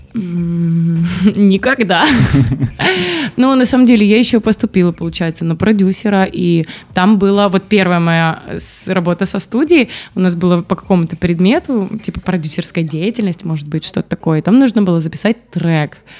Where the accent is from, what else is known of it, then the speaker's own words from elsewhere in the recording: Barysaw, Minsk Region, Belarus; moved away; я же из Борисова